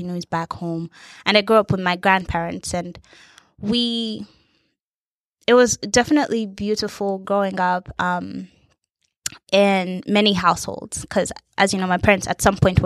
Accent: Uganda; now in Boston, United States; growing up in Uganda just brings me a lot of smiles

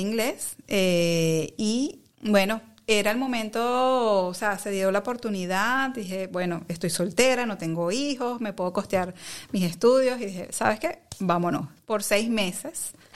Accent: Caracas, Capital District, Venezuela; moved away as an adult; now in Netherlands; yo soy de Caracas, de Caracas, Venezuela, eh, y bueno, toda mi vida crecí en Caracas

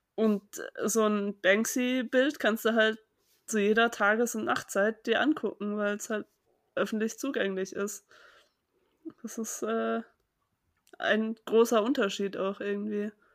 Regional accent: Germany; ich bin ja in der Nähe von Hamburg aufgewachsen

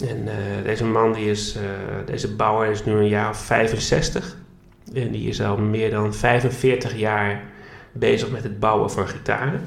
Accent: Groningen, Netherlands; moved away as an adult; also born or lived in Barcelona; dat ik Groningen ook heel erg mis, waar ik vandaan kom

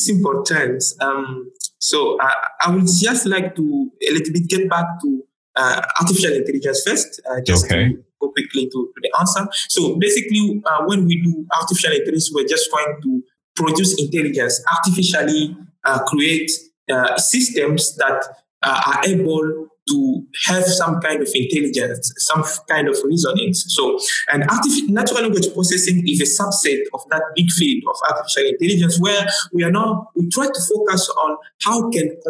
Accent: DR Congo; first language Tshiluba; English is a second language; moved away as an adult; also born or lived in Nairobi, Kenya; now in Accra, Ghana; I'm from the Democratic Republic of Congo. For those, yes, that are aware, that is a French-speaking country. So I've done all my, you know, high school, undergrad, you know, honor degree, everything I've done it in French.

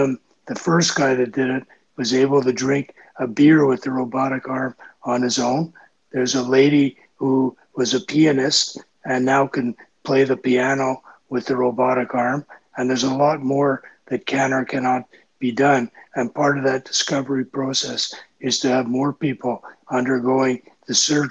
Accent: Canada; I'm a Canadian

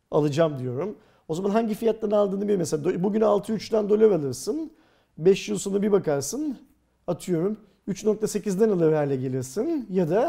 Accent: Turkey; Biz Türkler olarak

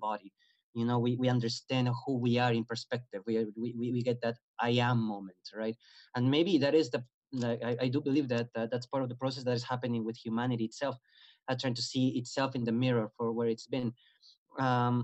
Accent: Peru; moved away; my country, I'm originally from Peru.

